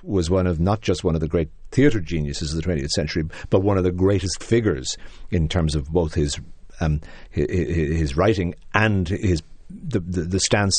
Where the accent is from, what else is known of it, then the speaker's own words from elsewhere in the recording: Dublin, Leinster, Ireland; as a young Irish person growing up in Dublin in a somewhat more depressed time than the country is going through now